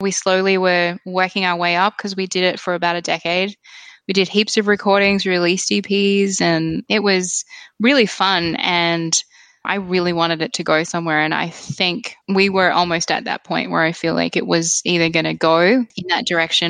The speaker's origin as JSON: {"language": "English", "country": "Kuwait", "tie": "born or raised there", "said": "especially when I was growing up in Kuwait, because it was still such a new, I guess, country, there was so little there."}